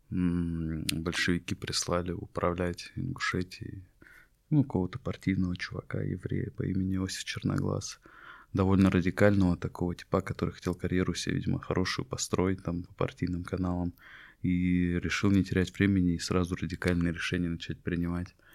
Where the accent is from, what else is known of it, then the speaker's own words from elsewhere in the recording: Ingushetia, Russia; Это история про мой народ, я ингуш. Мы часть войнахского народа вместе с чеченцами, подсбийцами и другими.